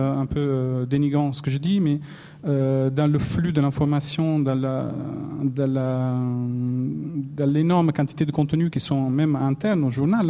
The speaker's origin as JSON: {"language": "French", "country": "Italy", "accent": "Italian", "second_language": "French", "moved": "yes", "said": "mon accent italien"}